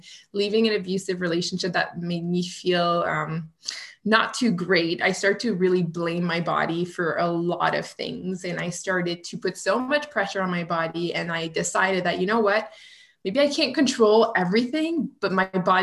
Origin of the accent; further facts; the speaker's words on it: Canada; accent: French Canadian; now in Ottawa, Canada; I'm a French Canadian, so you may hear it through my accent